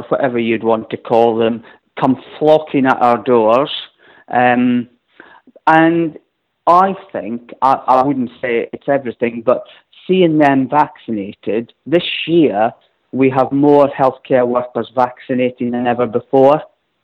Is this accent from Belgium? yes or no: no; Scotland, United Kingdom; now in London, United Kingdom; I come from Scotland where everyone is invariably fully vaccinated